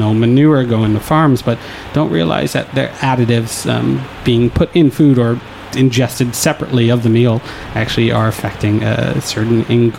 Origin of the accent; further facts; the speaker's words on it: Croton-on-Hudson, New York, United States; I grew up in Croydon and Hudson